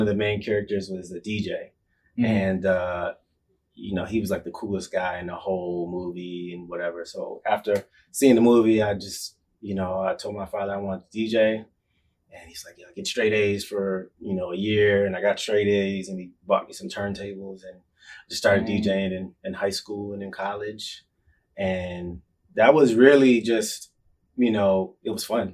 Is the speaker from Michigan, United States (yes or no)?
yes; Lansing, Michigan, United States; I'm from Lansing, Michigan, the Midwest, and, middle-class family